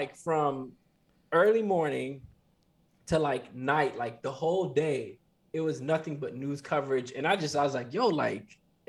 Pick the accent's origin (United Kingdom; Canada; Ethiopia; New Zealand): Ethiopia; moved away